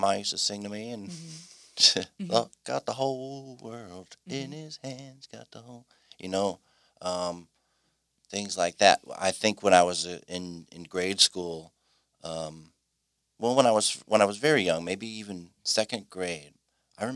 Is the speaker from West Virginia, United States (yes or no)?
no; Mukwonago, Wisconsin, United States; I'm from Mequonago